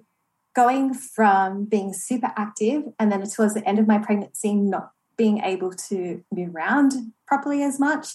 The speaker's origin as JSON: {"language": "English", "country": "Australia", "tie": "born or raised there", "also_born_or_lived": "Toronto, Canada", "said": "Born and raised in Australia"}